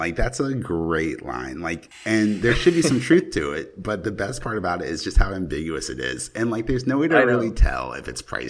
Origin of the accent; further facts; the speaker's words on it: South Carolina, United States; now in Florida, United States; I went back to my hometown in South Carolina